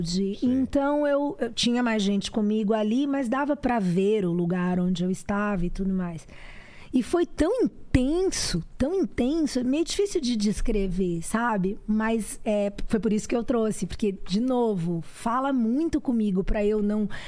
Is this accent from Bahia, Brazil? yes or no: yes; Salvador, Bahia, Brazil; born there; minha mãe é do interior da Bahia, de Jequié, mas meu pai, a família do meu pai, de Salvador. Eu nasci no Sanatório Espanhol.